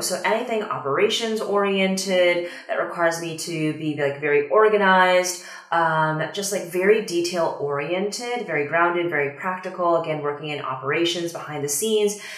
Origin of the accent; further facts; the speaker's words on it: Washington, District of Columbia, United States; also born or lived in Shanghai, China; I moved from Shanghai back to the US, like back to the DC area where I'm from